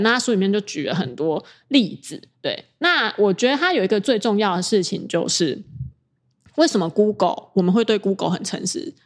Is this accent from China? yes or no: no; Taiwan; 因为我是台湾人